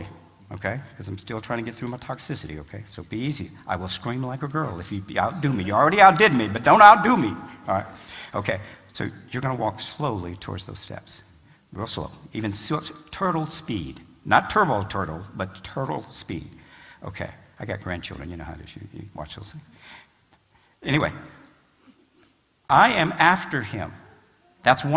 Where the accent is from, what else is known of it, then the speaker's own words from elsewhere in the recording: Alabama, United States; I was from, believe it or not, I was from Alabama